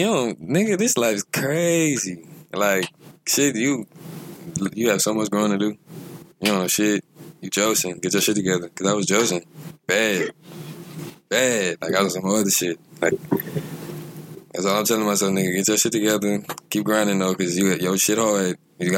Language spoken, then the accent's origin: English; Lafayette, Louisiana, United States; I was born in Lafayette, Louisiana, Lafayette General Hospital at 1204 on Easter.